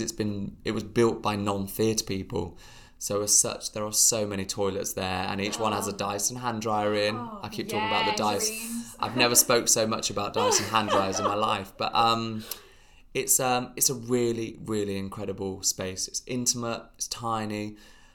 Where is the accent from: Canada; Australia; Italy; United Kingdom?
United Kingdom; we are British